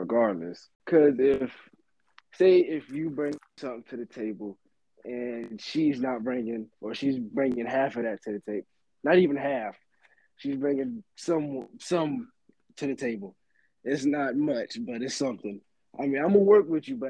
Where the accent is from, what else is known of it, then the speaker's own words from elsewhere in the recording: Sanford, North Carolina, United States; I'm from Sanford, North Carolina